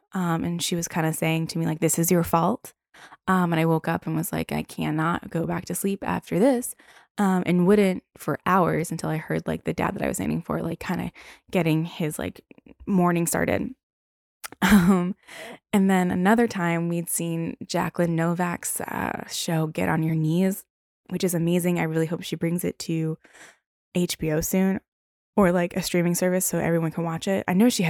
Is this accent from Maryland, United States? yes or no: yes; Baltimore, Maryland, United States; I'm from Baltimore, and that's where I was.